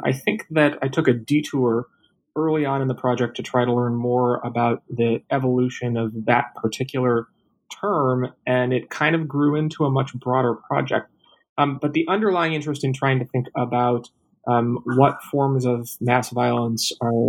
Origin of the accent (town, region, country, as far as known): Minneapolis, Minnesota, United States